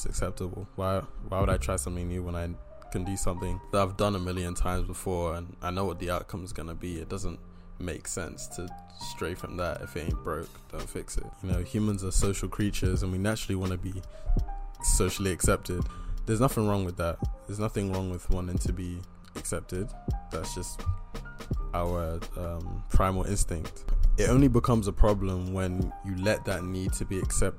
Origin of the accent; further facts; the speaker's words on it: Bristol, South West England, United Kingdom; I'm from Bristol